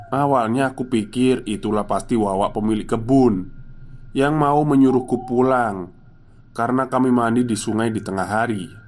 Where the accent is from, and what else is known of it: Java, Indonesia